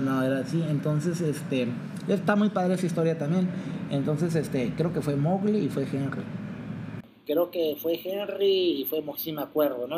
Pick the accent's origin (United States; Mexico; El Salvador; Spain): Mexico; yo soy mexicano